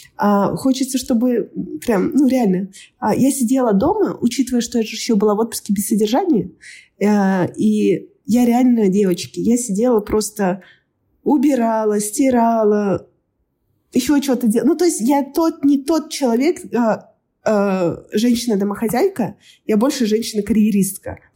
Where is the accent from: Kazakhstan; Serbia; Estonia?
Kazakhstan; moved away as an adult; now in Australia; я из Казахстана